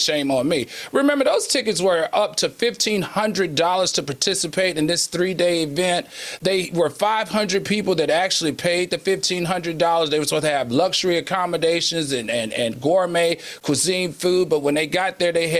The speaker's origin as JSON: {"language": "English", "region": "DMV", "country": "United States", "also_born_or_lived": "the South", "said": "the DMV, which is where I'm from. And when I grew up, hey, this was not conversations you had with your family."}